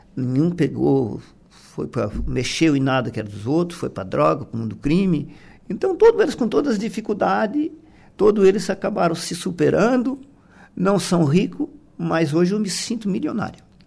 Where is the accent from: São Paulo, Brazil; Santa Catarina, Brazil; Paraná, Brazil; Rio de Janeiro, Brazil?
Santa Catarina, Brazil; Passo de Torres; nós somos de Passo de Torres